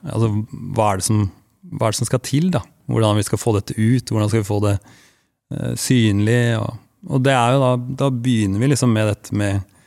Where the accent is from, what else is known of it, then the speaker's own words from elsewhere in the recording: Langesund, Telemark, Norway; jeg er fra Langesund